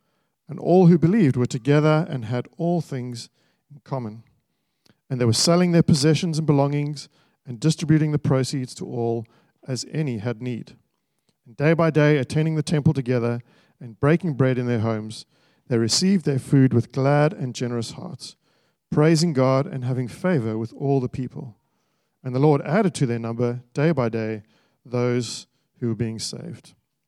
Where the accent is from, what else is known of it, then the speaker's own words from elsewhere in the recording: Australia; as an Australian society where there is so many different kinds of people, so many different backgrounds, so many different nationalities, lots of things that are different, there must be something that makes us gather together